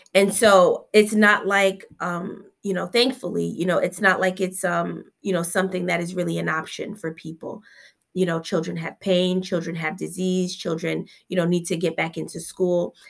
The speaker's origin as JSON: {"language": "English", "town": "Newark", "region": "New Jersey", "country": "United States", "tie": "born or raised there", "said": "I'm a Newark native, born right here, um, at Newark Beth Israel. I'm a product of the South Ward. I grew up in Seth Boyton Housing Project until I was around fifteen years old"}